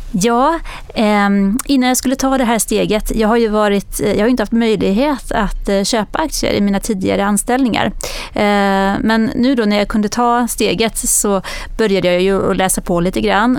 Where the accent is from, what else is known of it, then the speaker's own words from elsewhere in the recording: Växjö, Kronoberg County, Sweden; jag kommer från Växjö.